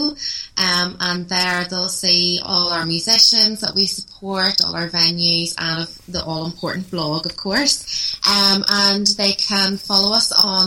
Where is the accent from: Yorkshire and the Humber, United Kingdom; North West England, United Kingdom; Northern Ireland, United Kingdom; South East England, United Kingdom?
Northern Ireland, United Kingdom; Belfast; Belfast is my hometown